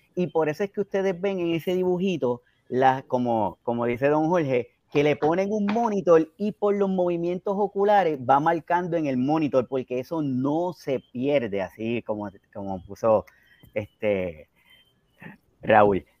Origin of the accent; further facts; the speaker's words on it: Puerto Rico; hablando acá como boricua